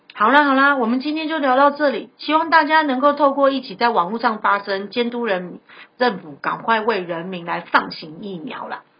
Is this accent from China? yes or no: no; Taiwan; 感谢我们台湾人民给他一百万美金的金元收入